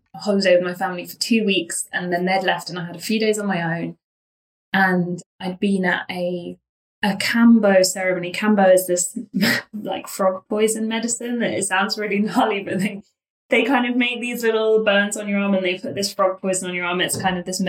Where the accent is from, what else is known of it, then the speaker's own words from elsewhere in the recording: London, United Kingdom; I am 30. I'm a Londoner.